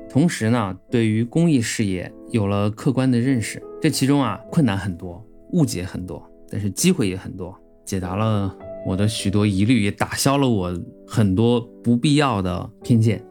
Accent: Qinghai, China; 我是青海人

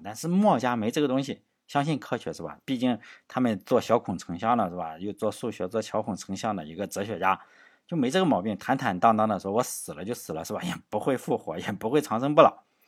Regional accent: Shandong, China; 作为山东人

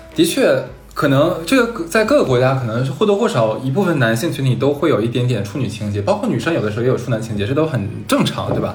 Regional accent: Harbin, Heilongjiang, China; 因为我是哈尔滨人

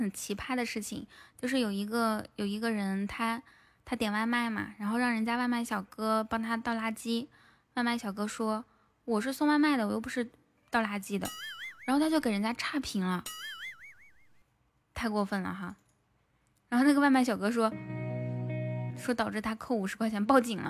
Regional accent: Northeast China, China; now in Hangzhou, China; 要是在我们老家的话，我们老家县城的房子哈，也就。两三千，好一点的三四千。我的家在东北松花江上，松花江上呢哈。

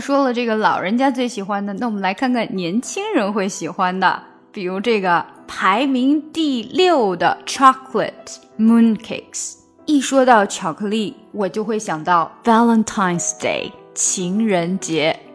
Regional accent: China; 随着我们中国人民生活水平的提高

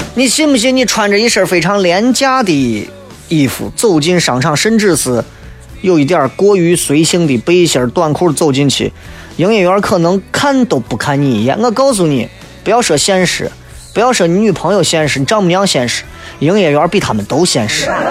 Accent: China; 作为一个中国人

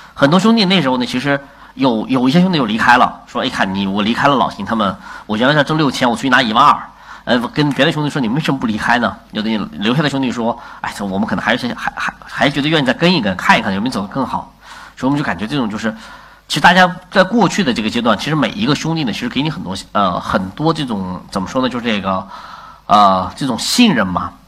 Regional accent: China; 我们作为中国人老师被国外的文化所侵略

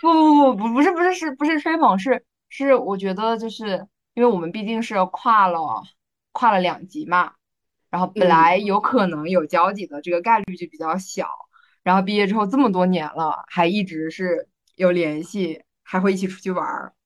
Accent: southern Yellow Sea coast, Jiangsu, China; 我们家乡那边的那个海呢，它是属于，呃，就是南黄海

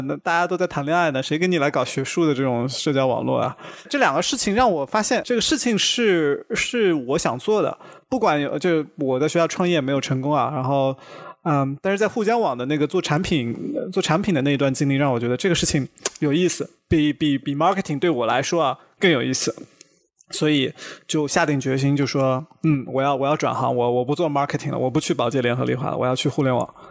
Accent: Shanghai, China; moved away as an adult; also born or lived in Michigan, United States; now in California, United States; 我其实出生在一个非常普通的家庭，呃，我出生在上海，但我的家庭，我爸妈就是工人阶层

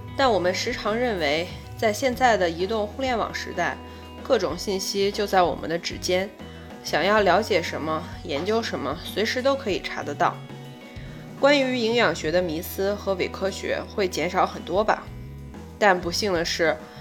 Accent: China; 我们中国人的饮食习惯

